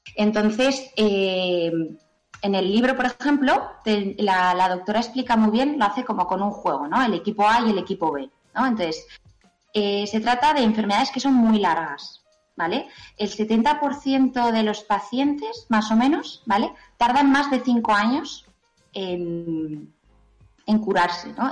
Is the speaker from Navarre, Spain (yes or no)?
yes; Pamplona, Navarre, Spain; soy de Pamplona